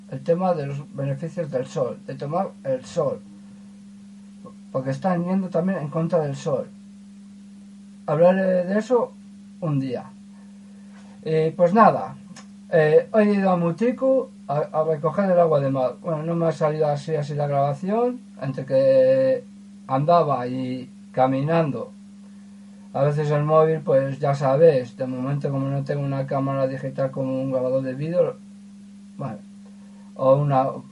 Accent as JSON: {"language": "Spanish", "town": "Ermua", "region": "Basque Country", "country": "Spain", "said": "soy de Hermoa"}